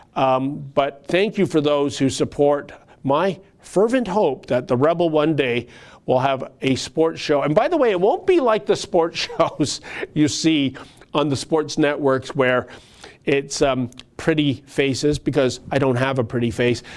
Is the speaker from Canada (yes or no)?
yes; Canada; I, as a Canadian